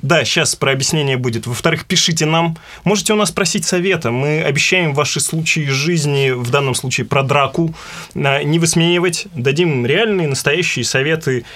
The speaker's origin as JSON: {"language": "Russian", "town": "Perm", "region": "Perm Krai", "country": "Russia", "said": "Как пермяк вам хочу рассказать"}